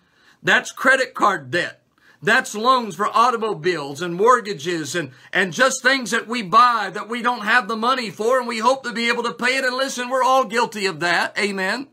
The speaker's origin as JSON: {"language": "English", "country": "United States"}